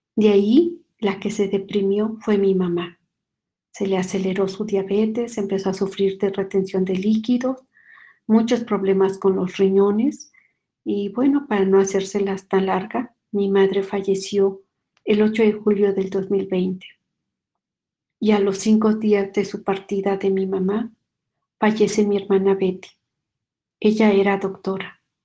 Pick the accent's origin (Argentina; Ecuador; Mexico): Mexico; soy mexicana